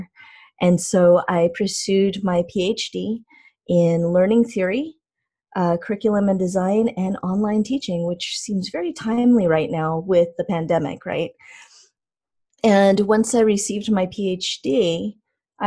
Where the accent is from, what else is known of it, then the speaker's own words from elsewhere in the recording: California, United States; moved away as an adult; also born or lived in Maryland; I grew up in California